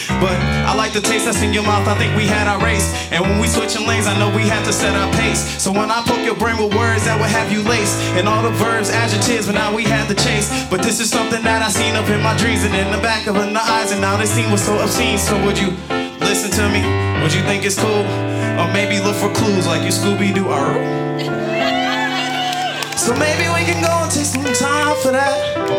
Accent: Buffalo, New York, United States; I'm from Buffalo, New York originally. I'm a bit of a nomad.

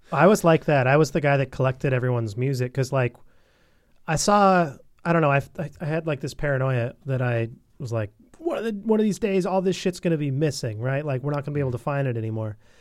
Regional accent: Bellingham, Washington, United States; in Bellingham, in my hometown

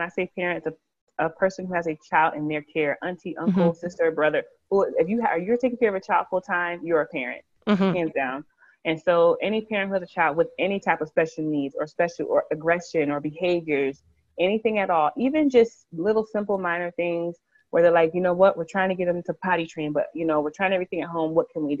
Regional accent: Connecticut, United States; now in Alabama, United States; We live in Alabama. I love where I live. I love my children. I'm truly enjoying being down south. We are originally from Connecticut, so it's a nice big change for us.

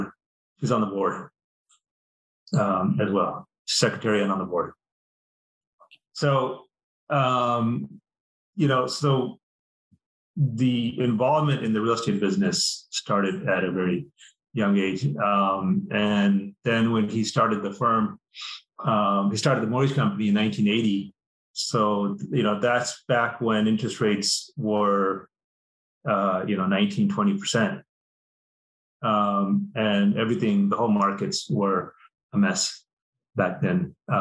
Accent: India; moved away; We immigrated from India.

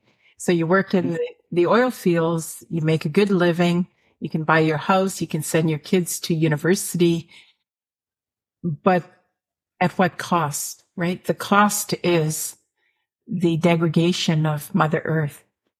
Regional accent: northern Alberta, Canada; also born or lived in northern Saskatchewan; I come from, well, I mean, I'm from northern Saskatchewan, but I was raised in Alberta, northern Alberta, and that's oil country. It's industry.

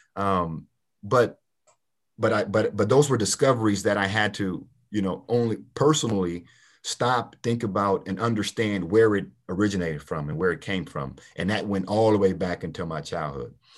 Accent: Port Arthur, Texas, United States; I grew up in Port Arthur, Texas

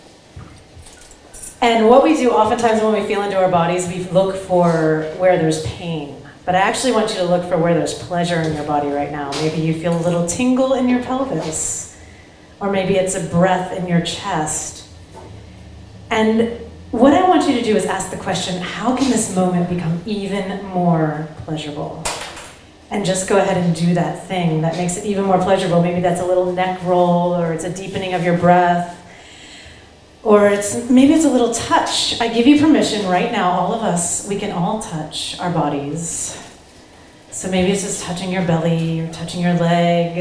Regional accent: Ohio, United States; I grew up in Ohio. I was a farm girl

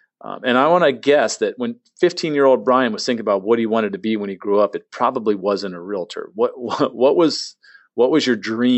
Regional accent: San Diego, California, United States; now in Tampa, United States; As somebody born and raised in San Diego

